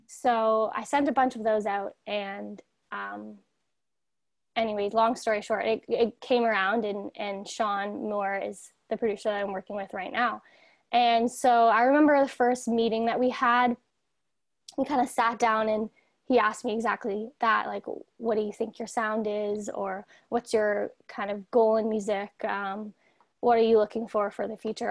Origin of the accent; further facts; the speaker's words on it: Toronto, Ontario, Canada; I'm from Toronto, Ontario, so I'm from Canada over here